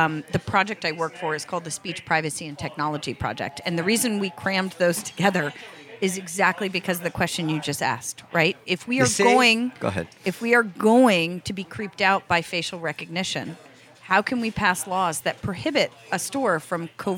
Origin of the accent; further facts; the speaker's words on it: Connecticut, United States; I was born in Connecticut